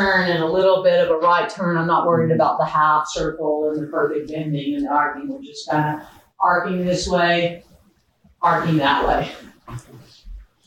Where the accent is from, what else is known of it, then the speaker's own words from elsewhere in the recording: Florida, United States; moved away; I grew up in Florida, not here